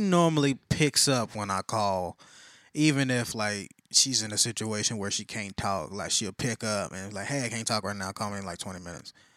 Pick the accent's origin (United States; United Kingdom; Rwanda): United States; Texas; I'm a Texan